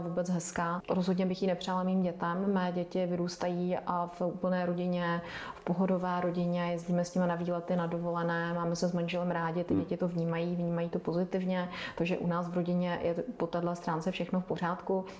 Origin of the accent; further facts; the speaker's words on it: Karlovy Vary, Karlovy Vary Region, Czechia; Já jsem vyrůstala v Karlových Varech